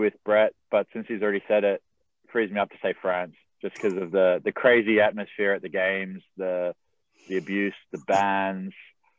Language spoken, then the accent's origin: English; Australia; I got two guys who I grew up with in Australia.